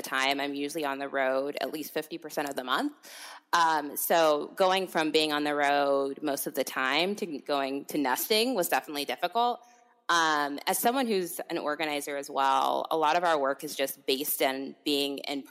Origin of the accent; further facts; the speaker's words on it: California, United States; moved away as an adult; now in Washington, DC, United States; I'm a California native, but have been in DC for the past 5 years